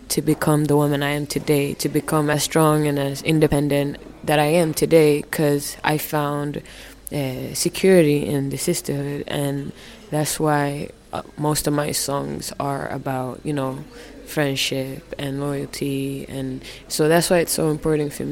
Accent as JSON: {"language": "English", "country": "Finland", "tie": "born or raised there", "said": "for me growing up in Finland, uh, my parents were one of the first African families that came to Finland. So they're from Somalia, right?"}